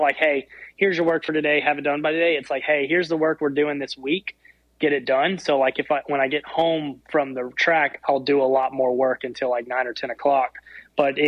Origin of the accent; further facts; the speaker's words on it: Memphis, Tennessee, United States; moved away as an adult; now in Texas, United States; I actually grew up, so I'm from Memphis